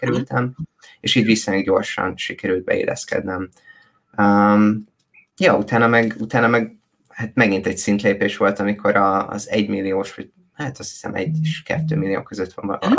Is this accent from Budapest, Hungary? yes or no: no; Szombathely, Vas, Hungary; moved away as an adult; én szombathelyen születtem, és szombathelyen nőttem föl